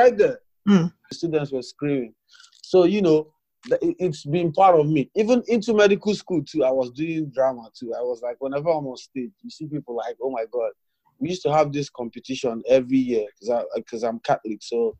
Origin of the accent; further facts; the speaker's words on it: Owerri, Imo, Nigeria; also born or lived in Sokoto State / Ondo State; I was born in the North Sokoto State. Mm. I grew up in Owerri. Even while we were in Owerri, we would move to different places. And then in my secondary school, in my GSS2, we moved to Ondo State.